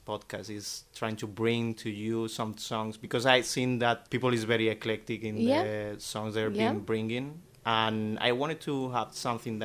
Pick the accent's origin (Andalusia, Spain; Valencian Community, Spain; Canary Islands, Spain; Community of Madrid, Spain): Andalusia, Spain; Malaga; now in Barcelona, Spain; I'm from Spain, particularly. I'm from Malaga, which is a town in the heart of the Costa del Sol